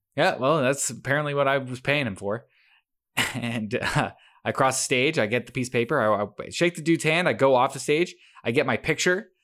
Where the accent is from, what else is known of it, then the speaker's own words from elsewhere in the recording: Canada; us Canadians